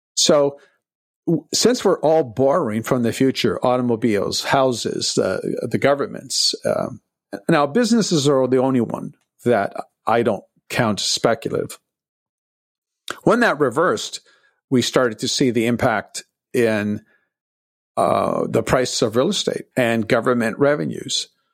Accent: Toronto, Ontario, Canada; I'm from Toronto, and, uh, I was working a, as a busboy in nineteen seventy-six as a teenager

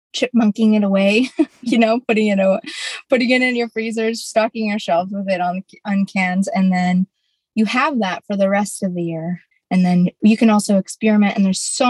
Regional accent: King Cove, Alaska, United States; now in Dillingham, United States; I am an Unwinangak from King Cove, Alaska, and I'm currently in King Cove, Alaska right now

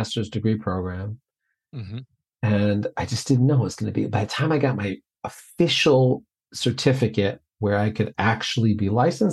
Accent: Lake Michigan, Illinois, United States; also born or lived in Iowa; we were raised on Lake Michigan here in Illinois

